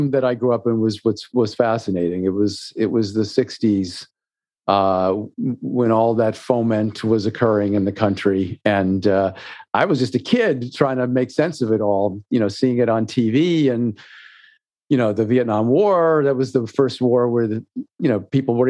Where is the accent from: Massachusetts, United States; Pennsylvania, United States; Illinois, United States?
Massachusetts, United States; Natick; I grew up in Natick, Massachusetts